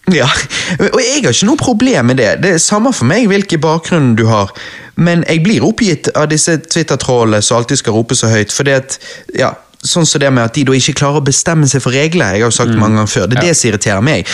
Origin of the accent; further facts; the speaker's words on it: Norway; jeg er norsk.